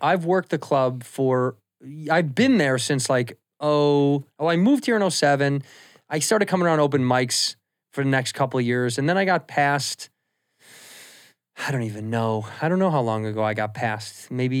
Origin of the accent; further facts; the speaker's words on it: Chicago, Illinois, United States; No, I'm from Chicago.